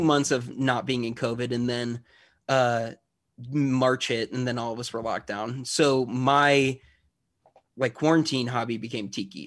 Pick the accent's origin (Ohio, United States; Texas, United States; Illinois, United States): Illinois, United States; Chicago; I grew up in the Chicagoland area